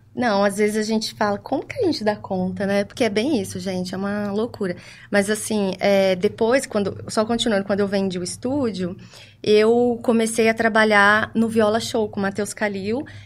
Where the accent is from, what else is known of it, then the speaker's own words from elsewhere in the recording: Ribeirão Preto, São Paulo, Brazil; sou natural de Ribeirão Preto